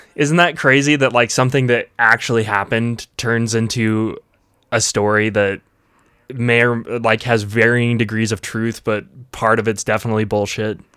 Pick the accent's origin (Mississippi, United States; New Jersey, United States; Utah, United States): Utah, United States; Vernal; in Dry Fork, which is just outside of where we grew up in Vernal